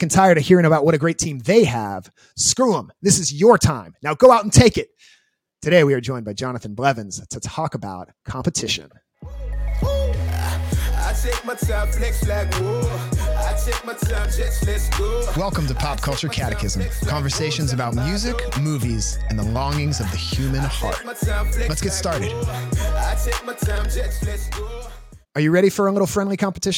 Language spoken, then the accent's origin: English; Washington, District of Columbia, United States; I'm from Washington, D.C.